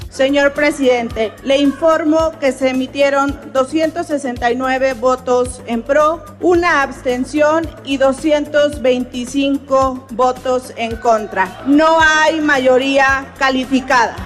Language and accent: Spanish; Valle del Mezquital, Hidalgo, Mexico; also born or lived in Iztapalapa, Mexico City; now in Mexico City, Mexico; yo vengo del Valle del Mezquital, yo soy una migrante a la ciudad que llegó a Iztapalapa a vivir